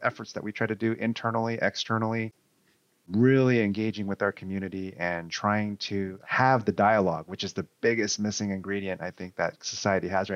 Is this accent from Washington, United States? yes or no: no; Newark, California, United States; also born or lived in Foster City, California; I grew up here in the Bay Area in a small suburb called Newark. And then I moved across the Bay to the peninsula, Foster City